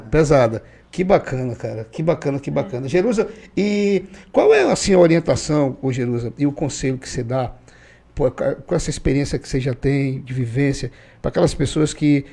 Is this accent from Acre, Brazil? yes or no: yes; Acre, Brazil; eu sou acriano